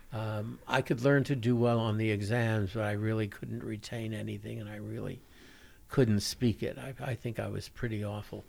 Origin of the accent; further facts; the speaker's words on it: New York City, New York, United States; moved away; I grew up in Brooklyn, New York